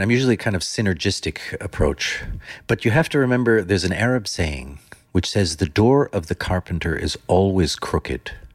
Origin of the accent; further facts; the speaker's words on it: Netherlands; also born or lived in Germany / United States / London; now in Oman; I come from Holland